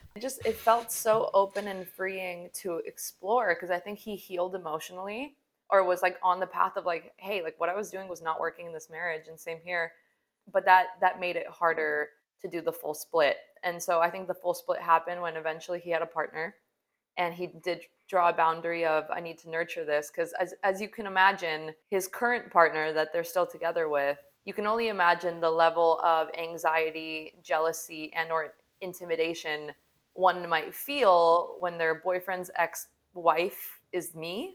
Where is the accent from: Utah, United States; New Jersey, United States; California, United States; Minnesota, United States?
Utah, United States; Salt Lake City; moved away; I come from Salt Lake City, Utah, where the standard is to get married young. I mean, we used to have magazines in high school